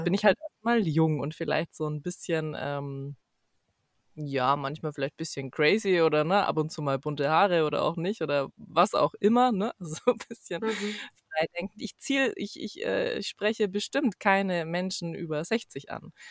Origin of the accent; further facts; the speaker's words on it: Ansbach, Bavaria, Germany; ich komme aus Ansbach ursprünglich